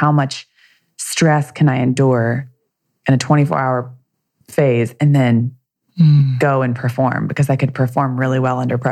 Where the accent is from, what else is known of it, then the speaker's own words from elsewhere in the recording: the South, United States; I grew up in the South